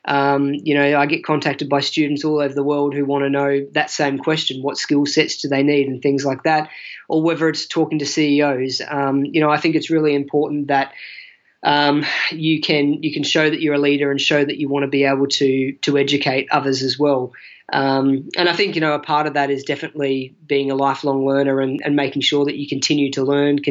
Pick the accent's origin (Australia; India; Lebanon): Australia; also born or lived in Mildenhall, Suffolk / South London; as an Aussie, as a white Australian